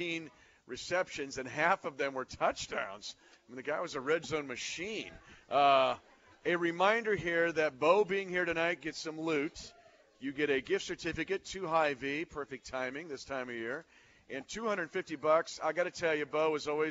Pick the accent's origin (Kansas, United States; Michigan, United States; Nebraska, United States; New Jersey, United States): Kansas, United States; Smith Center; where I grew up in Smith Center, Kansas